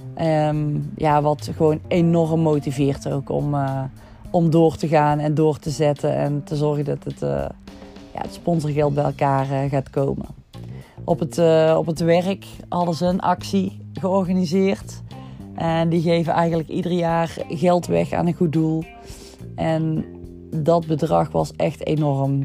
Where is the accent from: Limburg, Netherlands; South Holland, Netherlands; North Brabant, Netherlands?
North Brabant, Netherlands; Hapert; ik kom uit Hapert